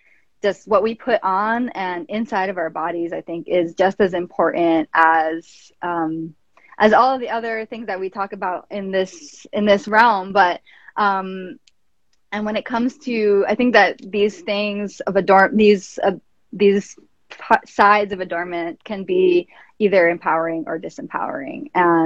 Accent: New York, United States; And I'm from New York, and like when I was growing up, I barely even knew that, like, I didn't believe in like constellations, because I could barely see the stars.

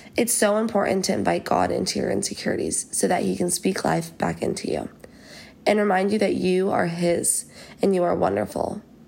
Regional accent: Fort Worth, Texas, United States; moved away as an adult; also born or lived in Georgia; now in Athens, United States; I'm a rising junior at the University of Georgia, and I'm from Fort Worth, Texas.

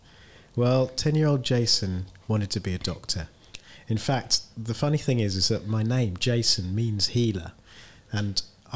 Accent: Bromley, London, United Kingdom; And we grew up in Bromley. Most of my conscious life was in Bromley, a suburb of London.

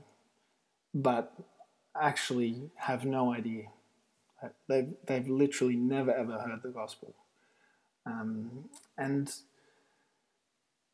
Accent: Australia; moved away as an adult; now in Italy; I'm an Australian

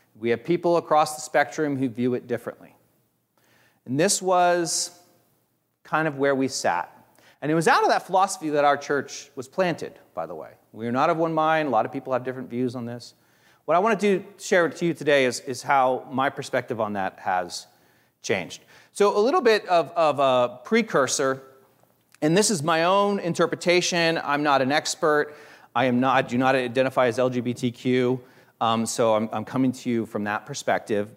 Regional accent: Hicksville, Ohio, United States; I grew up in Hicksville, Ohio

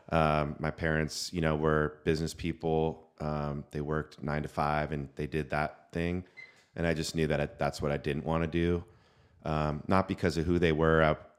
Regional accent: California, United States; now in San Diego, United States; I was born in Northern California. I was born in San Francisco, moved to San Diego at 18 to go to San Diego State.

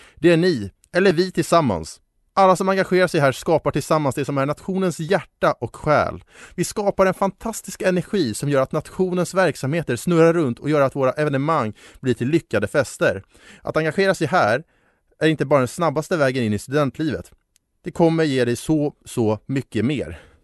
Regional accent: Stockholm, Stockholm County, Sweden; also born or lived in Uppsala; Hammarby Sjöstad i sin helhet, där jag är ifrån

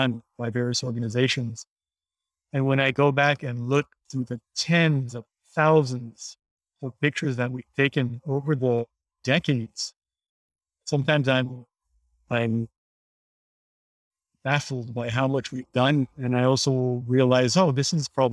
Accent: Haiti; Being born and raised in Haiti, I always had an affinity for the ocean

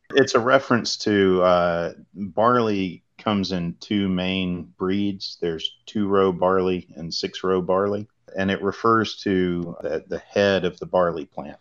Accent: Salisbury, North Carolina, United States; I'm from Salisbury, which is right in North Carolina's grain belt

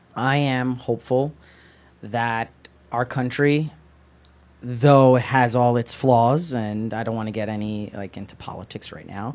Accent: Newark, New Jersey, United States; I went to a high school, public high school here in Newark

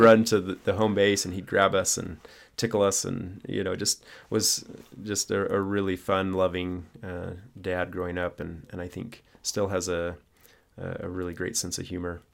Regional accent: Arkansas, United States; we grew up in Arkansas

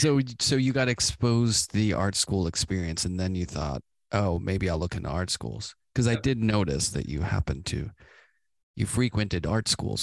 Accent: Pittsburgh, Pennsylvania, United States; I grew up in Pittsburgh on the South Side.

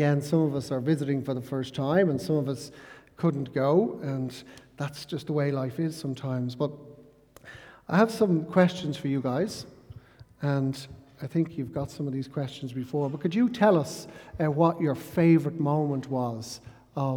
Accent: Ireland; growing up in Ireland

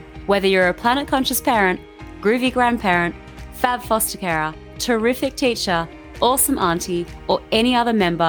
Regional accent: Australia; accent: Aussie; you've just got my Aussie accent today.

